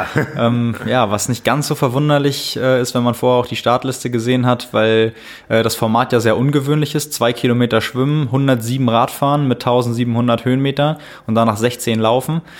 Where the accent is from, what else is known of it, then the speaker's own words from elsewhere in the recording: Lübeck, Schleswig-Holstein, Germany; in, in Lübeck, meiner Heimat, zum Training.